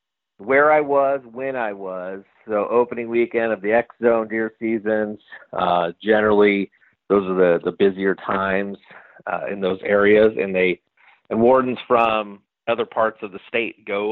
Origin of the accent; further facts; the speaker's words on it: Stockton, California, United States; I grew up in Stockton, California